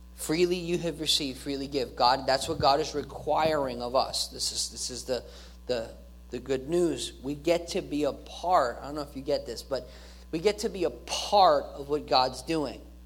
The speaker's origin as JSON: {"language": "English", "country": "United States"}